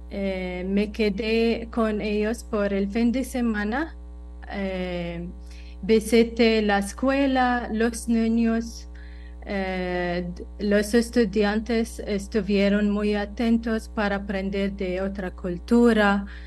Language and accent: Spanish; United Arab Emirates; Spanish is a second language; now in Costa Rica; Em, soy … de los Emiratos Árabes Unidos. Eh, vine a Costa Rica hace un par de años y para mejorar español